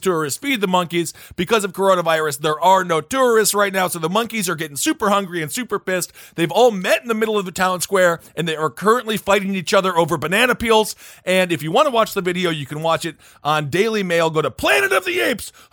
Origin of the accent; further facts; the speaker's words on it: Wisconsin, United States; God, I'm from Wisconsin.